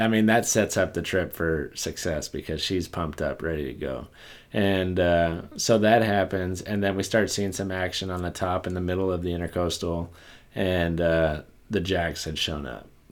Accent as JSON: {"language": "English", "area": "Port Isabel area", "region": "South Texas", "country": "United States", "tie": "born or raised there", "moved": "yes", "lives_now": "Houston, United States"}